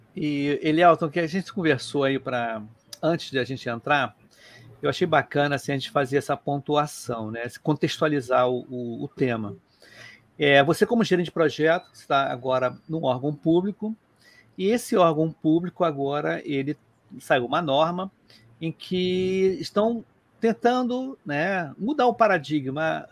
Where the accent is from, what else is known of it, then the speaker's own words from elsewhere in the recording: Rio de Janeiro, Brazil; eu sou do Rio de Janeiro